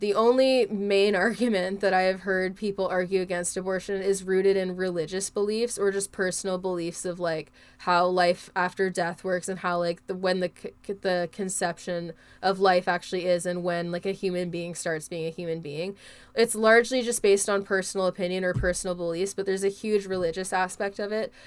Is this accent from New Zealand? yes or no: no; Canada; I'm a Canadian